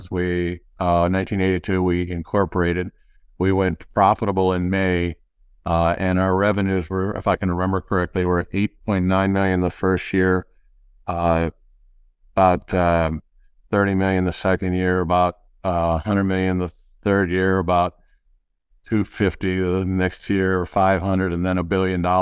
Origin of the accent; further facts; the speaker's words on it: Detroit, Michigan, United States; I grew up in the Midwest, classic Midwesterner, uh, all kinds of cities. Uh, dad moved around a lot, eventually ended up in uh, Detroit